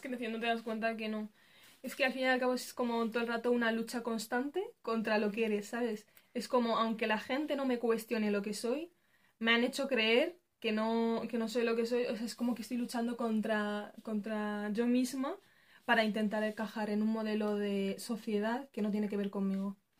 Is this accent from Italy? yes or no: no; Spain; also born or lived in Morocco (parents' origin); España, nuestra, el país donde nos hemos criado